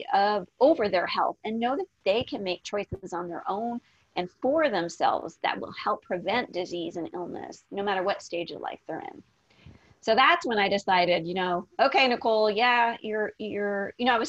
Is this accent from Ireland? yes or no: no; Canada; moved away as an adult; also born or lived in Las Vegas, Nevada; I'm originally from Canada